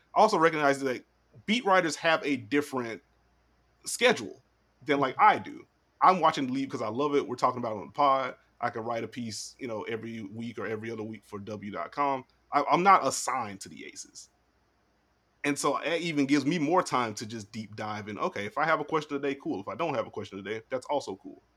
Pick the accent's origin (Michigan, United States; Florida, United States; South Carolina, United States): South Carolina, United States; I'm from South Carolina